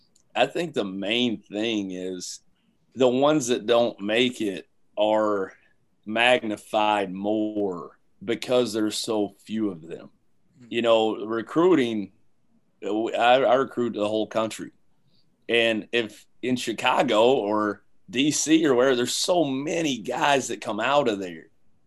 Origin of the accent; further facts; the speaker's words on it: London, United Kingdom; those 18 years that I spent growing up in London